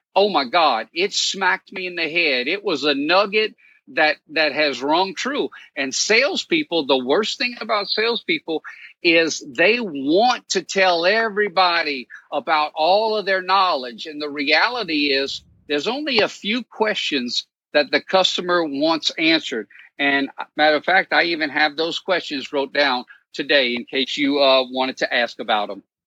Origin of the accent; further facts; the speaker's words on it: Cajun, Louisiana, United States; now in New Orleans, United States; I'm Cajun